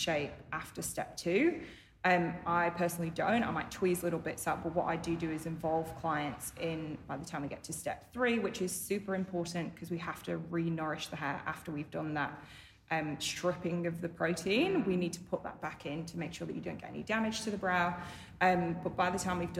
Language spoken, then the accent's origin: English; United Kingdom; moved away; I'm British